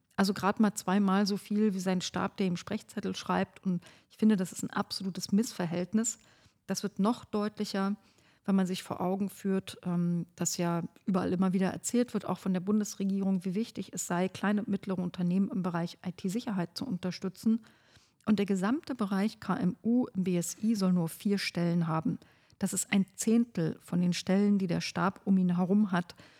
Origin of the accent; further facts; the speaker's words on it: Oberhavel district, northern Brandenburg, Germany; ich komme ja aus dem Landkreis Oberhavel im Norden von Brandenburg.